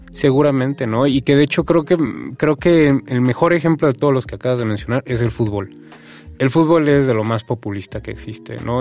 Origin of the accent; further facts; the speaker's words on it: Mexico; de nuestra cultura, de nuestra identidad como mexicanos